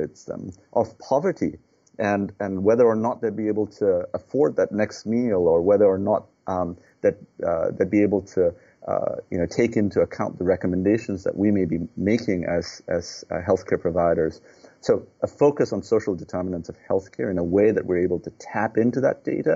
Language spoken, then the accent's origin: English; Nepal; now in United States; I'm a U.S. citizen, but I was born in Nepal.